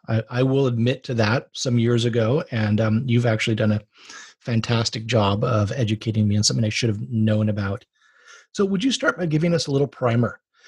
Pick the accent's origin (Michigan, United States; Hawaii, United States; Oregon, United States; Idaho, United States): Hawaii, United States; As you know, I'm from Hawaii.